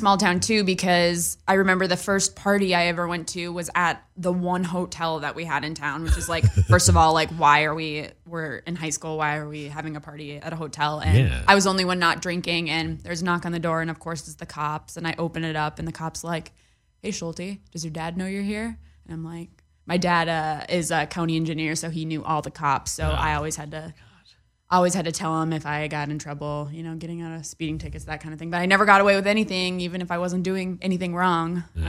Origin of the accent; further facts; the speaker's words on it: North Dakota, United States; moved away as an adult; also born or lived in New York City, United States; now in Los Angeles, United States; So I grew up in a town of 8,000 people. I graduated with 100.